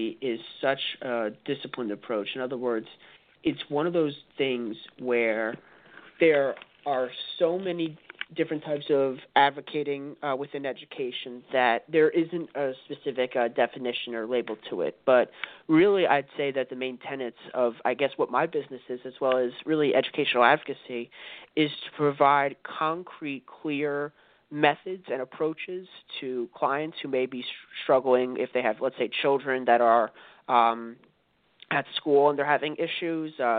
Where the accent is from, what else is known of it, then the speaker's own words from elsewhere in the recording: New Jersey, United States; my home state, New Jersey